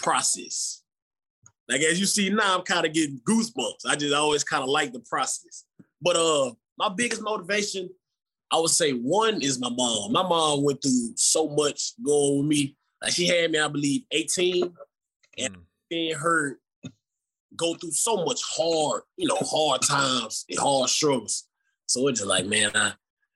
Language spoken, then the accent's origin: English; Texas, United States; now in Memphis, United States; I'm from Texas